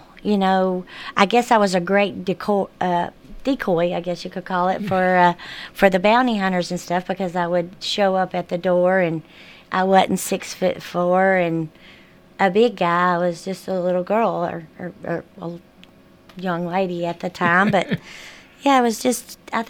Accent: Murfreesboro, Tennessee, United States; I'm a hometown girl. I grew up in Murfreesboro

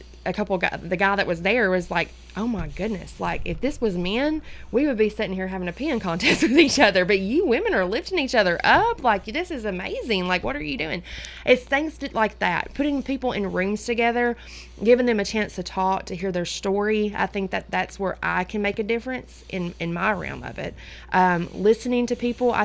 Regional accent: Centertown, Tennessee, United States; also born or lived in Woodbury, Tennessee; I am from Center Town

